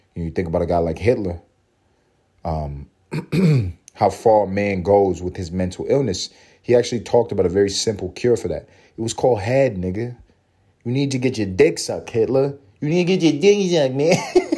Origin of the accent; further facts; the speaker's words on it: New York, United States; I grew up in New York